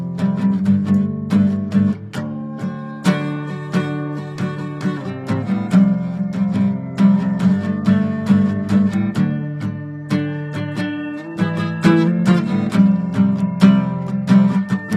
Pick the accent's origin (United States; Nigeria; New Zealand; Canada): Canada; I'm from the Bear Clan and from Canada